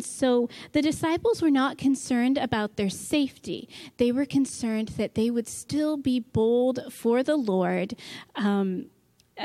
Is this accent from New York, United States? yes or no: yes; New York, United States; now in Michigan, United States; where I grew up in New York State, I pretty much only saw gray squirrels